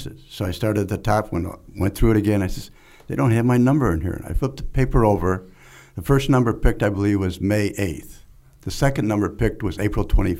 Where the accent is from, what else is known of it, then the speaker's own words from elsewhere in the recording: Chicago, Illinois, United States; moved away as an adult; also born or lived in Rensselaer, Indiana; I grew up in the Chicago area, north of Chicago. Went to high school there.